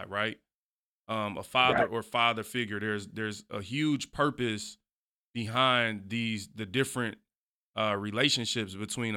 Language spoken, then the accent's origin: English; Detroit, Michigan, United States; growing up in Detroit, you know, I always say, like, Detroit, man, it's a rough place